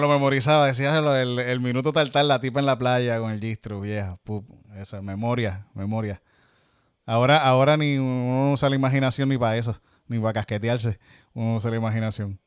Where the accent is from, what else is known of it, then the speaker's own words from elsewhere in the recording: Yauco, Puerto Rico; soy de Yauco